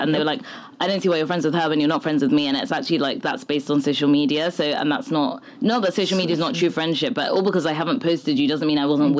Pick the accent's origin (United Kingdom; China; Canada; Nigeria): Nigeria; I know, and I get it, like, we're Nigerian, like, people, we're very superstitious people.